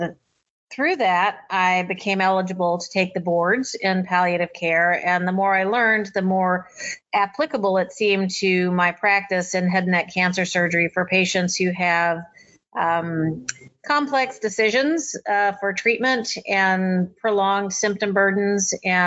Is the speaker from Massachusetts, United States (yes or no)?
no; Alabama, United States; also born or lived in Galveston, Texas; I grew up in Alabama and trained at the University of Alabama